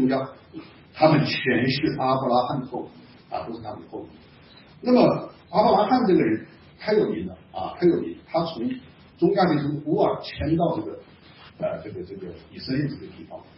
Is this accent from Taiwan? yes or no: no; China; 我们中国人当中也有这种情况。